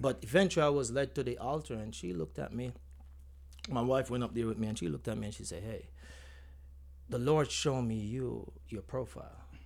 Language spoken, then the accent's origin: English; Spalding, Clarendon, Jamaica; accent: Jamaican; moved away; grew up from a community, Spalding, from Spalding, Clarinden, um, went to Knox College